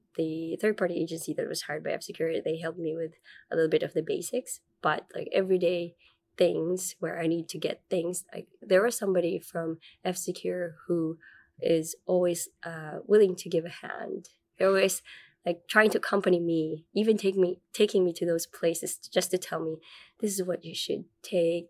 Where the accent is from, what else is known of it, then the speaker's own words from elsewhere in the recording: Manila, Metro Manila, Philippines; moved away as an adult; also born or lived in Malaysia / United States; now in Finland; I was born and raised in Manila, Philippines